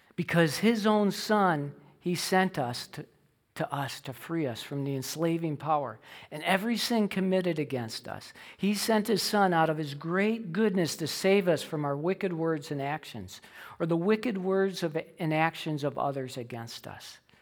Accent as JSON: {"language": "English", "region": "Illinois", "country": "United States", "tie": "born or raised there", "said": "I grew up in Illinois"}